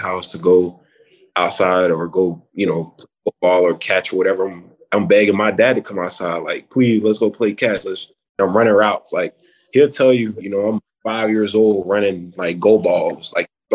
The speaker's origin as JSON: {"language": "English", "town": "Wellington", "region": "Florida", "country": "United States", "tie": "born or raised there", "said": "I'm from Wellington, Florida, you know, a little bit up north"}